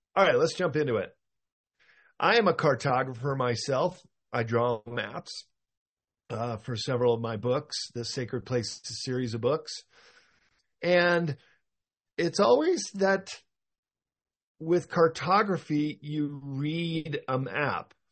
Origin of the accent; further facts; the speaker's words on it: United States; I, am an American